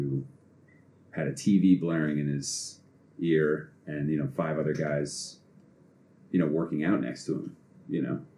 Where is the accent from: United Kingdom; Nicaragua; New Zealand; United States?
United States; Boston, Massachusetts; I'm fucking from here